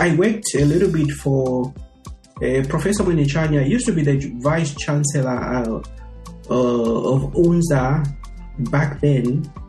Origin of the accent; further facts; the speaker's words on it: Lusaka, Lusaka Province, Zambia; moved away as an adult; also born or lived in Feira (Luangwa), Zambia / Houghton, Michigan, United States / Indiana, United States; now in United States; I grew up in Lusaka. I was born and bred and raised in the great city of Lusaka. I never traveled much outside Lusaka.